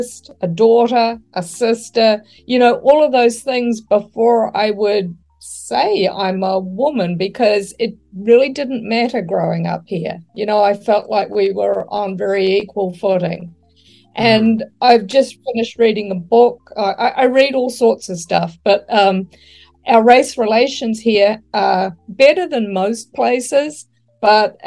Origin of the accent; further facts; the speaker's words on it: New Zealand; moved away as an adult; also born or lived in United States; I'm a New Zealander